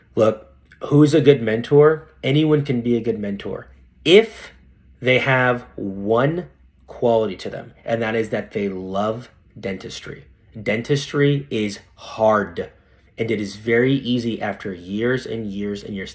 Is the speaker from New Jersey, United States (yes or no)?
no; Fresno, California, United States; also born or lived in San Francisco; in Fresno, where I, where I live now, th, I'm back in my hometown